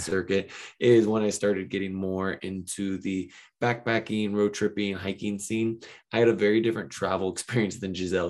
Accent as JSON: {"language": "English", "town": "Ventura", "region": "California", "country": "United States", "tie": "born or raised there", "said": "I grew up here in Ventura, California, which is about an hour north of Los Angeles."}